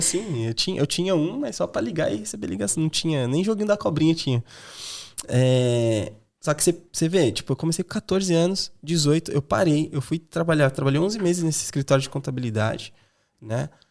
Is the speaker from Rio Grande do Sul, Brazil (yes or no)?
no; São Paulo, Brazil; moved away as an adult; now in Ireland; Eu sou de São Paulo, da zona leste de São Paulo